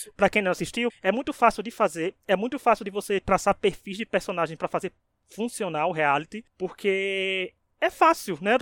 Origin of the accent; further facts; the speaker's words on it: Northeast Region, Brazil; não, é o Nordeste é meu país